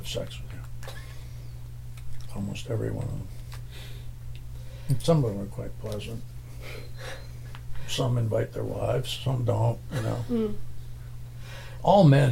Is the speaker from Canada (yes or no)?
yes; West Vancouver, British Columbia, Canada; born or raised there